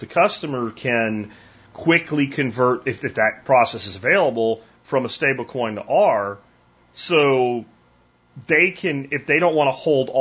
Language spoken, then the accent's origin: English; Pennsylvania, United States; moved away; I'm from Pennsylvania